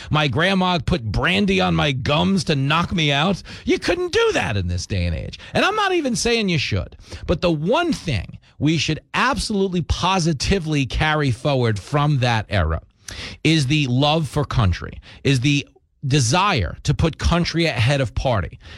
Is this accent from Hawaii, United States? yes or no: no; Levittown, New York, United States; I grew up in Levittown, New York which was the biggest post World War II settlement for American GIs returning home from the war. Everybody in my community was a veteran.